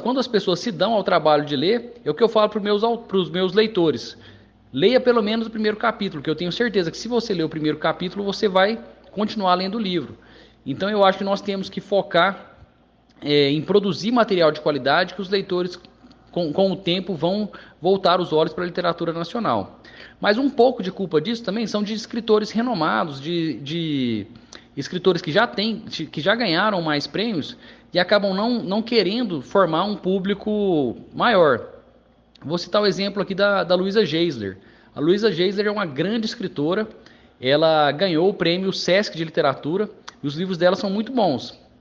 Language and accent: Portuguese; Brazil